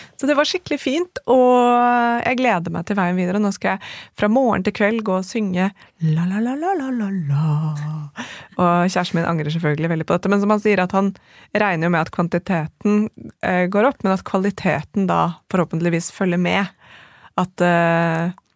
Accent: Norway; som nordmann

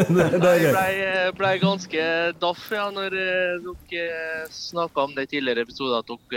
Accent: Eidsvåg, Møre og Romsdal, Norway; En liten eh, bygd som heter Eidsvåg. Ca. en times kjøring fra Molde.

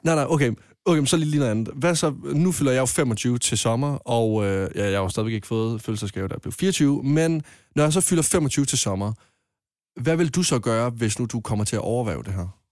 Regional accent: Jutland, Denmark; hjemme i Jylland, der går vi mere op i jysk hygge

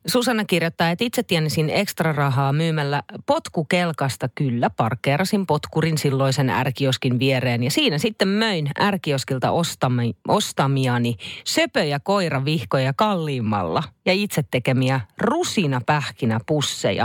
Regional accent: Naantali, Southwest Finland, Finland; kun Naantalissa on lapsuuteni viettänyt

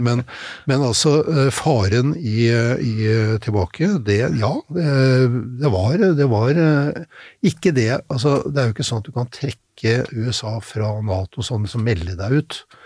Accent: Norway; vi som nordmenn

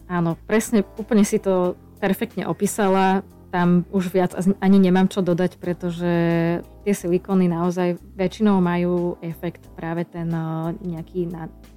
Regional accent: Slovakia; Ako Slovenka

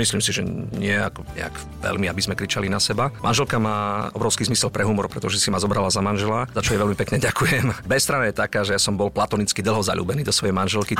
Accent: Krásna Lúka, Prešov Region, Slovakia; tej obce, odkiaľ pochádzam ja, z Krásnej Lúky

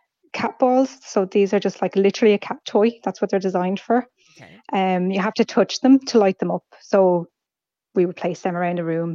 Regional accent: Ireland; growing up in Ireland

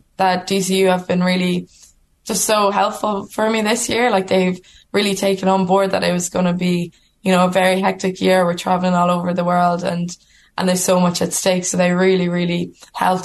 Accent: Ireland; we're Irish women playing rugby for Ireland

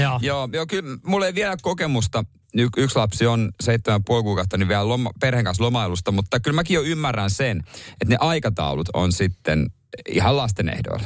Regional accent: Ostrobothnia, Finland; moved away; mä oon lapsuudessa kotona Pohjanmaalla

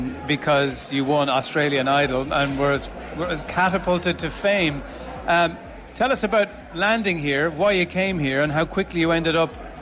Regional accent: Ireland; we are Irish

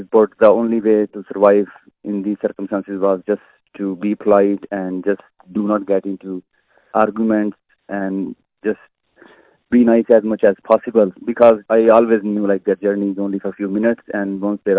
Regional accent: Pakistan; now in Ireland; dealing with Irish people, being a Pakistani person

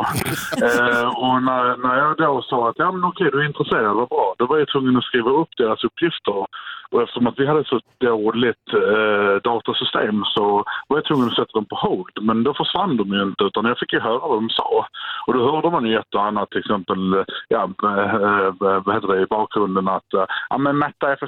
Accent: Malmö, Skåne, Sweden; moved away; also born or lived in Stockholm; jag kommer från Malmö och fick jobba i Stockholm.

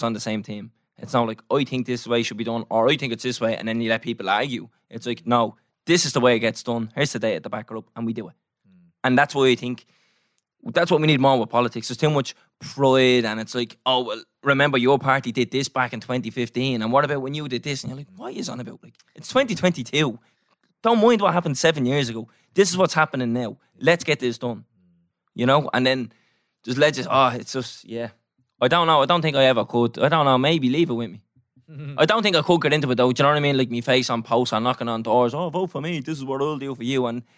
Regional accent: Newtownmountkennedy, County Wicklow, Ireland; I'm from Newtown, Mount Kennedy.

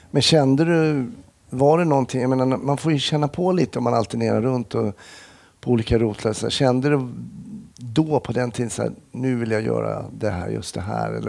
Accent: Smedjebacken, Dalarna County, Sweden; also born or lived in Stockholm; now in Falun, Sweden; jag är uppväxt i Smedjebacken så det var inte riktigt min hemort.

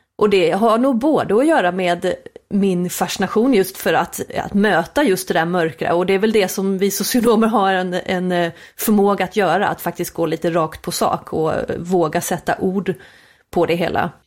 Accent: Småland, Sweden; vi svenskar

